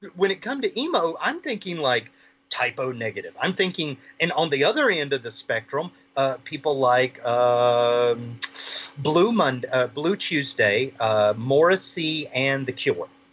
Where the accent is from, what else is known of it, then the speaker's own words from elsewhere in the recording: the South, United States; now in Maui, United States; I'm from the 50th state now. I'm originally from the South